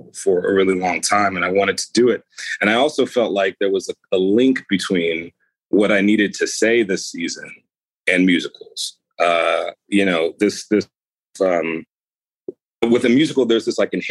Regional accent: United States; I grew up in America

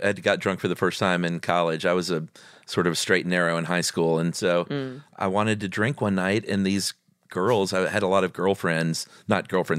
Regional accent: Atlanta, Georgia, United States; moved away as an adult; also born or lived in Los Angeles / New York / Arizona; I grew up in Atlanta, which is where I am now. I lived away for about 20-something years, starting in college. And then I lived in L.A. for a while, and I lived in New York for a while. And then Arizona, then eventually came back here

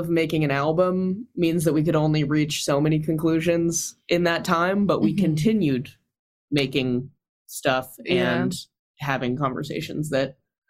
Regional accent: California, United States; I'm from California. I don't know about that.

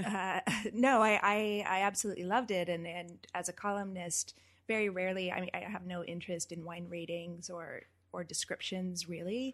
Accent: Napa Valley, California, United States; I'm from Napa Valley

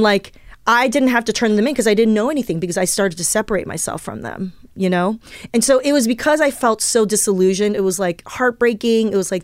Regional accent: Southern California, United States; English is a second language; also born or lived in Taiwan; There are a lot of other little immigrant kids where I grew up in Southern California

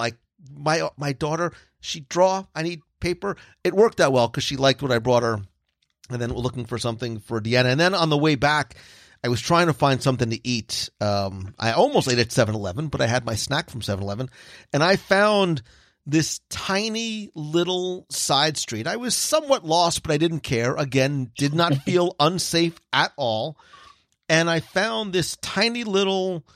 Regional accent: New Jersey, United States; I'm from Jersey

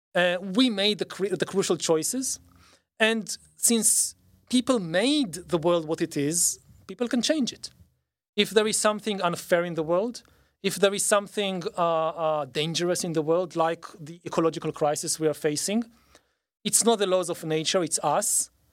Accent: Israel; growing up in Israel

